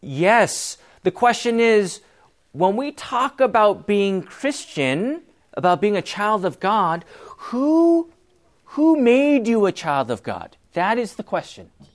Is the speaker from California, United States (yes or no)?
yes; Bellflower, California, United States; I was born in Bellflower